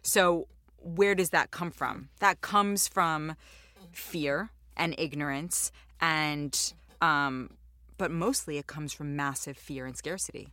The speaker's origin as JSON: {"language": "English", "town": "New York City", "region": "New York", "country": "United States", "tie": "born or raised there", "said": "I'm Jewish and I grew up in New York"}